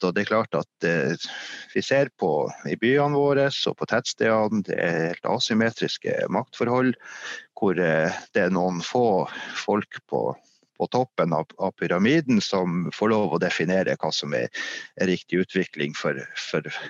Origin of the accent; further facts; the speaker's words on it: Meløy, Nordland, Norway; moved away as an adult; also born or lived in Finnmark; now in Hadsel, Norway; Jeg kommer fra en annen industri- og fiskerikommune som heter Meløy, som ligger noe lenger sør